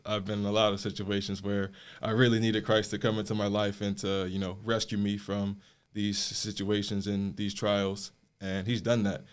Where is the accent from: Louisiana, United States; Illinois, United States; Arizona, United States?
Illinois, United States; South Suburbs of Chicago; moved away as an adult; I grew up in the South Suburbs of Chicago, Illinois.